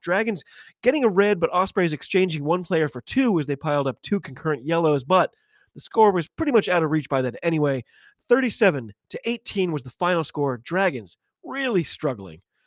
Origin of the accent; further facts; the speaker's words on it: United States; I'm an American